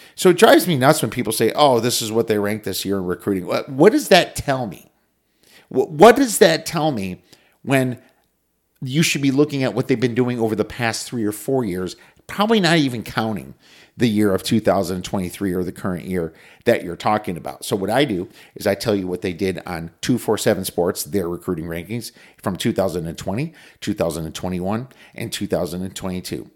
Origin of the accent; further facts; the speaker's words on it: Minocqua, Wisconsin, United States; Gunlock Lake and Shishibagama, where I was brought up in the North Woods in Minocqua